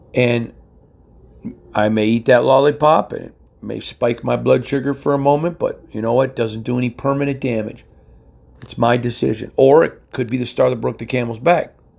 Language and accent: English; Michigan, United States; growing up in Michigan